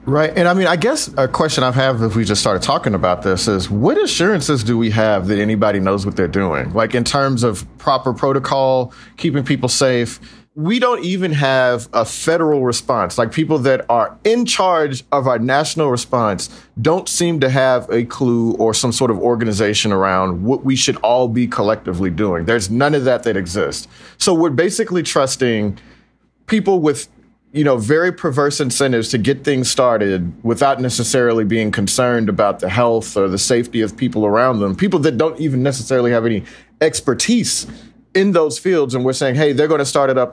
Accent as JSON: {"language": "English", "region": "Texas", "country": "United States", "moved": "yes", "said": "I'm from Texas"}